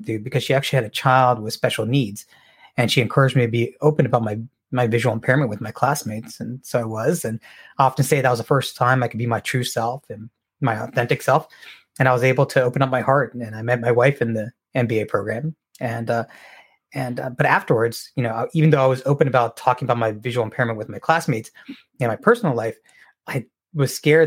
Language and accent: English; Cary, North Carolina, United States; also born or lived in Bangalore, India / New York City; growing up in North Carolina